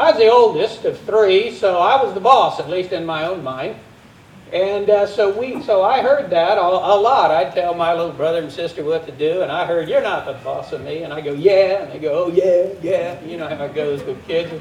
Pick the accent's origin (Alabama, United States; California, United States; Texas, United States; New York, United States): Texas, United States; As a Texan